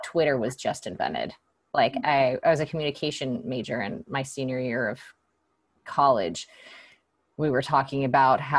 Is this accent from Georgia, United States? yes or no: yes; Atlanta, Georgia, United States; now in San Francisco, United States; I live in San Francisco, and I grew up in Atlanta, Georgia.